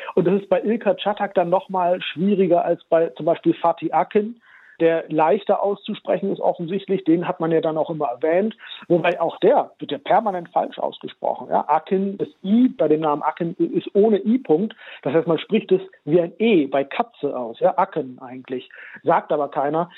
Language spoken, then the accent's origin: German; Germany; Ich bin ja in Deutschland geboren und aufgewachsen